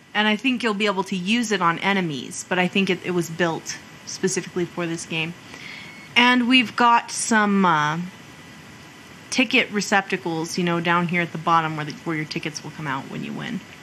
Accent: New Mexico, United States

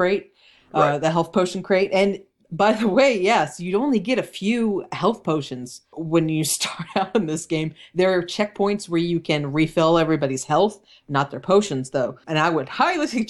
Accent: East Coast, United States; I'm from the East Coast

